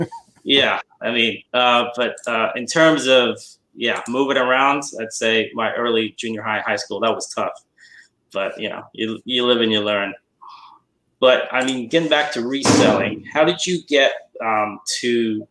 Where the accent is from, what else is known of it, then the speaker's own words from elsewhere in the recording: London, United Kingdom; moved away as an adult; now in Bay Area, United States; I moved from London to the Bay Area in 89.